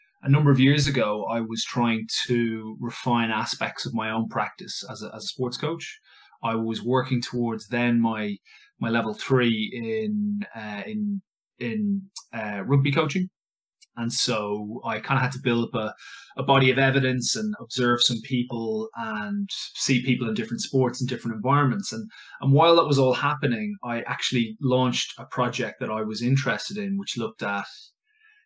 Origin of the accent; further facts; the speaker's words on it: Ireland; moved away as an adult; now in London, United Kingdom; I am an English, but an Irish English teacher